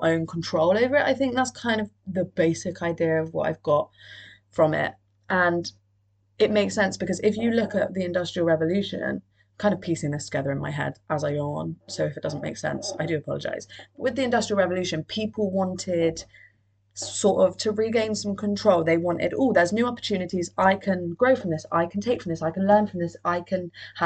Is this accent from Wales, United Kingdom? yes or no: yes; Cardiff, Wales, United Kingdom; I'm from Cardiff